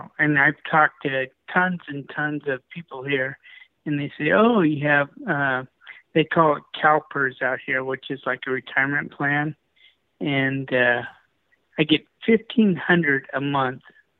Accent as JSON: {"language": "English", "region": "California", "country": "United States", "said": "Hey, I'm from California. You know, this whole thing in California is just messed up."}